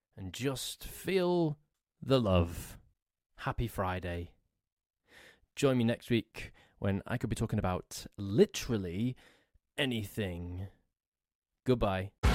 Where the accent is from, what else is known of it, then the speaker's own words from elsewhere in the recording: England, United Kingdom; I'm English